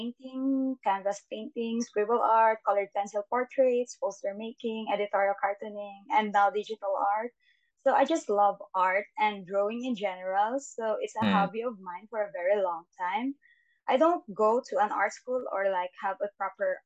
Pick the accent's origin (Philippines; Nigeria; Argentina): Philippines; English is a second language; I'm from Philippines, and I'm also a civil engineering student.